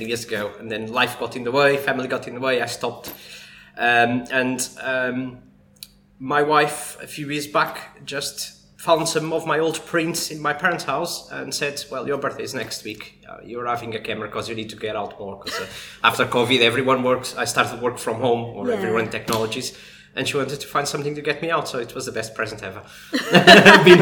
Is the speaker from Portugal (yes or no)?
yes; Portugal; now in Cambridge, United Kingdom; originally from Portugal